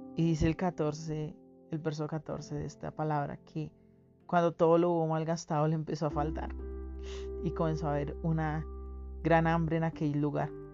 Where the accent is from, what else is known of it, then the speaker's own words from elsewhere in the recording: Colombia; como colombiano